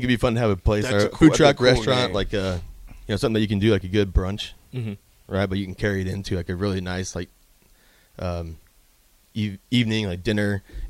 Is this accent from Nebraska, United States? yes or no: yes; Lincoln, Nebraska, United States; From here in Lincoln.